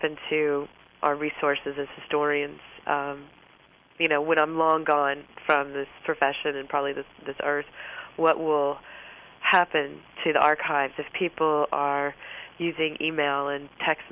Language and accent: English; Florence, Alabama, United States; I'm from Florence, Alabama